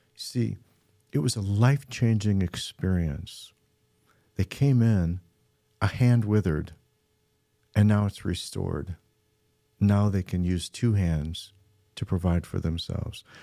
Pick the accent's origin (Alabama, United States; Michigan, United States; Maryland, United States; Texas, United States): Michigan, United States; Midland; we're from Midland, Michigan.